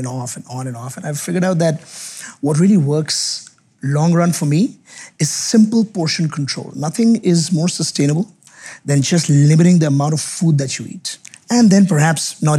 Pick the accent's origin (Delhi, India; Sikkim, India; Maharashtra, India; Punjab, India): Delhi, India; Grew up in Delhi.